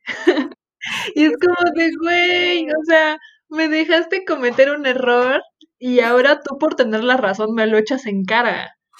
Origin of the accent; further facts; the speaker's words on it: Mexico; como mexicanos nos encanta